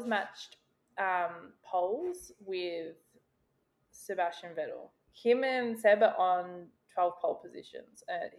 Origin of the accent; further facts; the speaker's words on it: Australia; We also need to maybe issue that we are from Australia, if you can't tell by our beautiful accents.